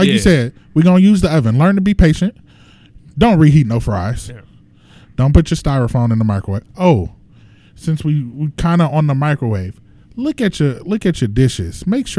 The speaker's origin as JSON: {"language": "English", "town": "Los Angeles", "region": "California", "country": "United States", "said": "I'm from Los Angeles."}